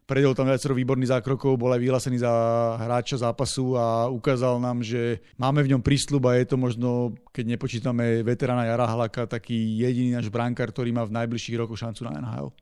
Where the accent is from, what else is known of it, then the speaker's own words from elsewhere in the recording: Slovakia; všetci sme Slováci